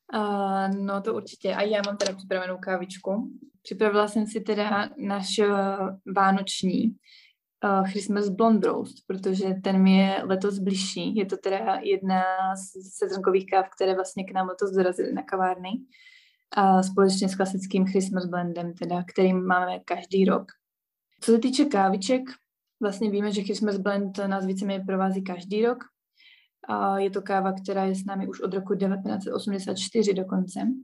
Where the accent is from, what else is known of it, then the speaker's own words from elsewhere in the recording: Ostrava, Moravian-Silesian Region, Czechia; moved away as an adult; now in Bratislava, Slovakia; já pocházím z Ostravy